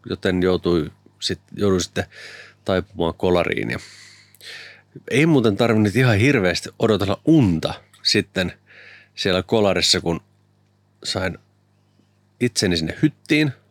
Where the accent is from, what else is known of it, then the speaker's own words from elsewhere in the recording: Lahti, Päijänne Tavastia, Finland; mä oon Lahdesta Jyväskylän nappasin sinut kyytiä, että muonion.